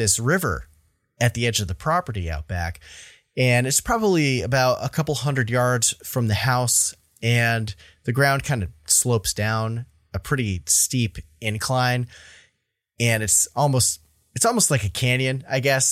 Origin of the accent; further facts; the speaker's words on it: Vermont, United States; my home state of Vermont